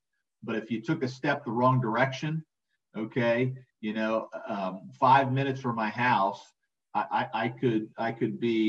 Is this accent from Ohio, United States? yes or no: no; New Jersey, United States; So yeah, I grew up right outside Atlantic City